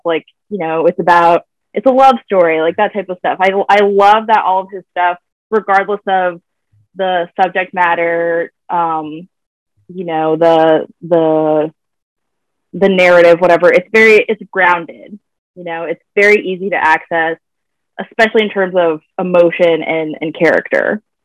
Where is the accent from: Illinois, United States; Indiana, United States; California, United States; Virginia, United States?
Virginia, United States; I'm from Virginia. Uh, that's where I currently am right now.